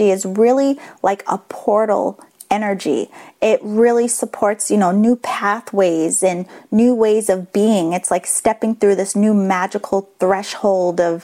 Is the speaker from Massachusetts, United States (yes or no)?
yes; Boston, Massachusetts, United States; accent: Boston; my Boston accent